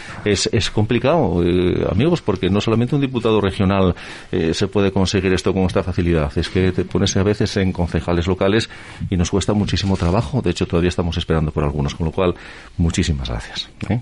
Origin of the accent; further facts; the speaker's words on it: Asturias, Spain; en mi región, en Asturias